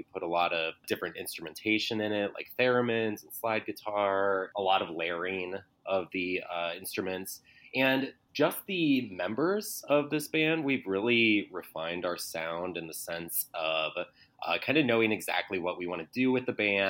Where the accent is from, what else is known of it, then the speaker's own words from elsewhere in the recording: Cleveland, Ohio, United States; now in Chicago, United States; So I came from Cleveland, but I've been in Chicago for about 15 years.